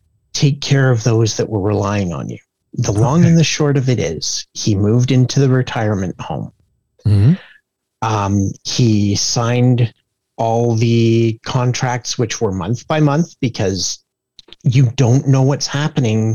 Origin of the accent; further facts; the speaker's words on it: Kincardine, Ontario, Canada; my hometown